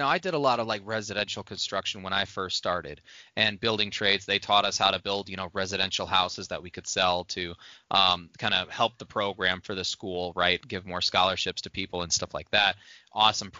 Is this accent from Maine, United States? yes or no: no; Indiana, United States; moved away; when I was growing up in Indiana